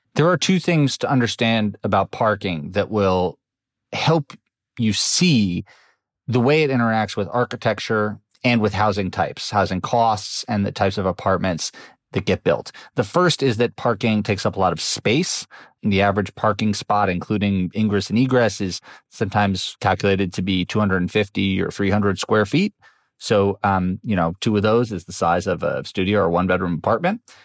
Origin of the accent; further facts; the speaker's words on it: New York City, New York, United States; I grew up in New York City